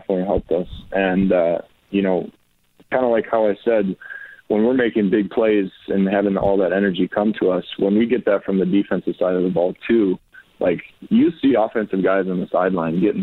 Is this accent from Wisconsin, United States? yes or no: yes; Wisconsin, United States; I grew up in Wisconsin